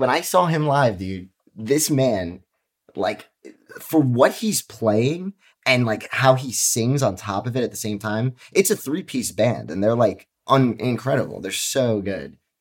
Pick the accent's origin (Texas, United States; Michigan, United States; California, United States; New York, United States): New York, United States; I'm from New York